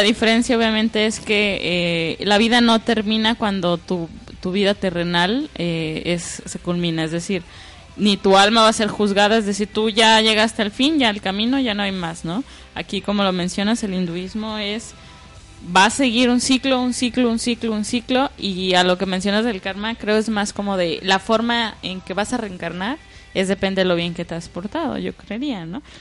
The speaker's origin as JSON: {"language": "Spanish", "country": "Mexico", "said": "nosotros como mexicanos tenemos el catolicismo"}